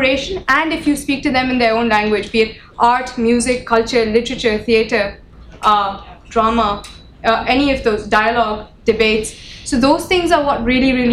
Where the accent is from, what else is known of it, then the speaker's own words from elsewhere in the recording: Pakistan; we come from Pakistan